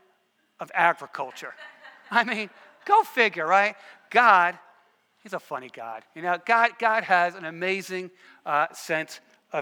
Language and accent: English; Danbury, Connecticut, United States; also born or lived in New Rochelle, New York; I was born in New Rochelle, to be precise, but spent most of my informative years in Danbury, Connecticut, which was a suburb of New York City